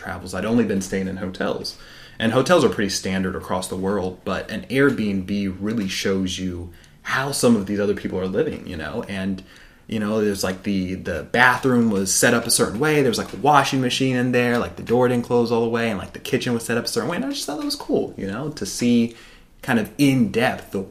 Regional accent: United States

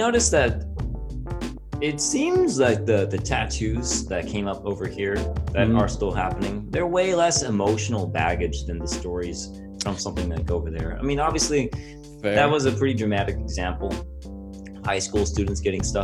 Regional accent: El Paso, Texas, United States; moved away; originally I'm from El Paso, Texas.

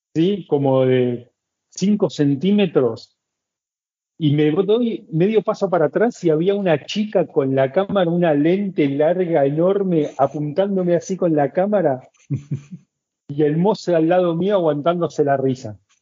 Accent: Buenos Aires, Argentina; moved away as an adult; now in Cusco, Peru; soy de Buenos Aires, soy argentino

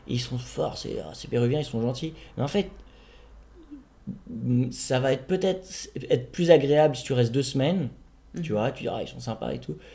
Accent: Paris, Île-de-France, France; born there; Bon, moi je suis né à Paname aussi, c'est la différence.

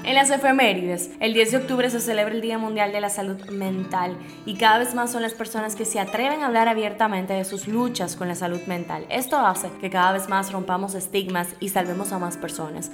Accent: Dominican Republic; nuestro país vecino, Haití

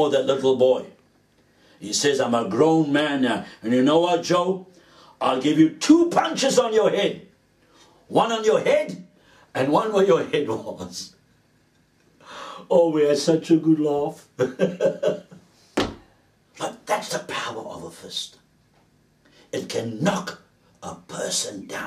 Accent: Cape Town, Western Cape, South Africa; As a young man, growing up in Cape Town

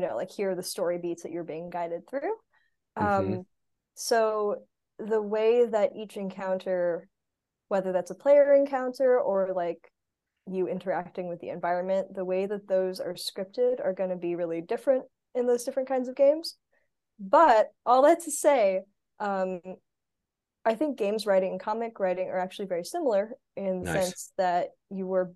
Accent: Arizona, United States; moved away as an adult; also born or lived in California; now in North Carolina, United States; So I'm actually from Arizona

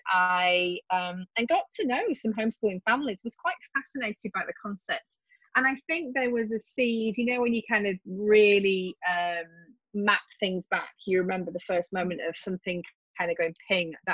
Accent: West Midlands, United Kingdom; accent: English; And as you can hear from my accent, I am English. I live right in the middle of the UK, uh, pretty close to Stratford upon Avon.

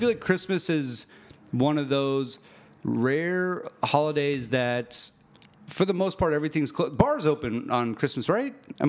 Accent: Arlington, Texas, United States; if I was talking about going back to Arlington, I wouldn't go like, if I go back to my my hometown

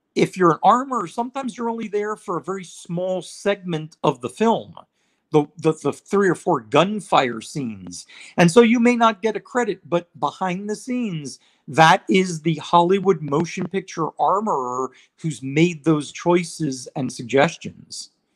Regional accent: Israel; moved away; I was living overseas. I, I grew up in Israel

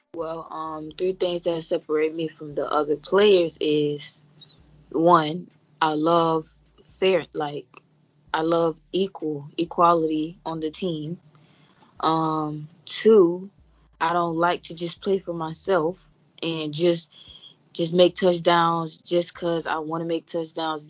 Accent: Florida, United States; I'm from Florida, born and raised

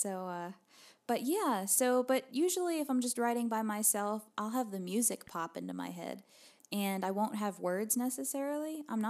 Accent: New Jersey, United States; now in Nashville, United States; I moved to Nashville from New Jersey 2 years ago.

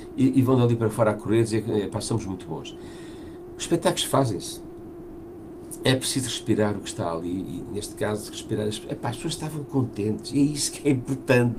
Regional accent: Portugal; nós somos portugueses

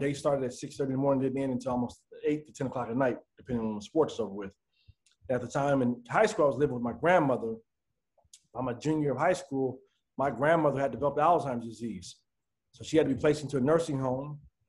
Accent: Denver, Colorado, United States; moved away as an adult; also born or lived in Minnesota; I grew up in Denver, Colorado.

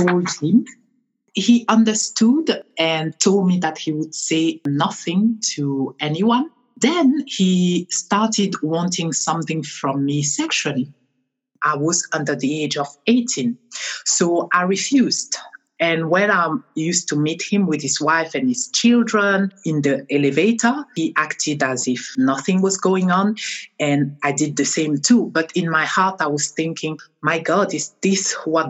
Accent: France; also born or lived in Cameroon; now in United Kingdom; I am originally from Cameroon, Africa. I grew up in France, and I'm also a French national

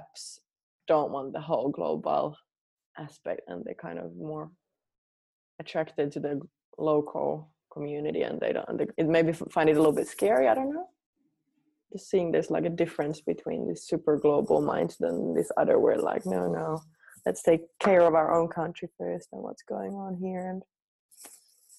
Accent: Finland; moved away as an adult; also born or lived in New Zealand / Australia; I was born here in Finland where everything was really far away

